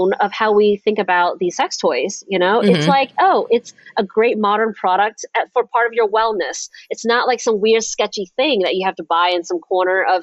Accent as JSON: {"language": "English", "region": "the South", "country": "United States", "tie": "born or raised there", "said": "I was raised in the South"}